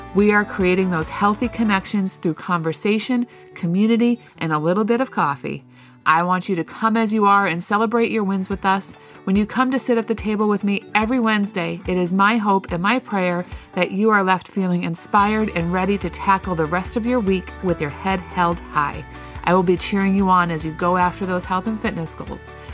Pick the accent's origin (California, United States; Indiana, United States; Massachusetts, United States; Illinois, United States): Massachusetts, United States; Boston; accent: Boston; my Boston accent